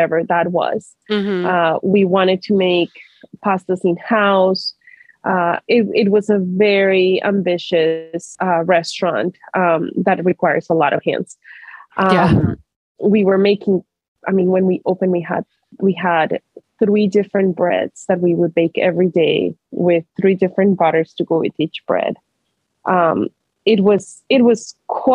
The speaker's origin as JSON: {"language": "English", "country": "Colombia", "tie": "born or raised there", "moved": "yes", "lives_now": "Portland, United States", "said": "growing up in Colombia"}